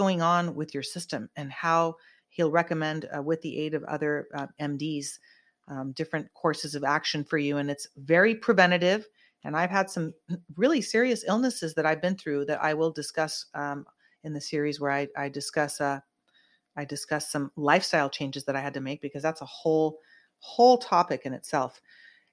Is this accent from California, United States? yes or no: yes; Santa Cruz, California, United States; I'm from Santa Cruz. We grew up like